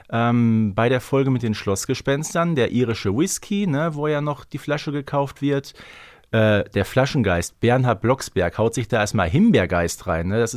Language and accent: German; North Rhine-Westphalia, Germany; Also ganz ehrlich, man würde bei uns im Ruhrgebiet sagen, der ist rotzevoll